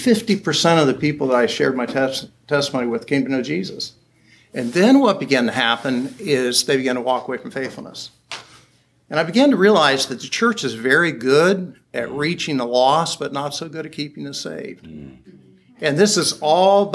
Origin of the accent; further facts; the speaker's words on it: Springfield, Ohio, United States; I was in Daytona Beach, Florida, and I was from Springfield, Ohio.